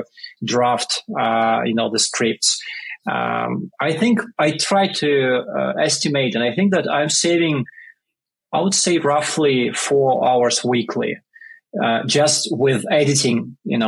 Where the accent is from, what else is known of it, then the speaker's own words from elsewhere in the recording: Russia; English is a second language; moved away as an adult; now in New York, United States; I grew up in a small military town in Russia because my father was in army at that time. And I moved to New York about 10 years ago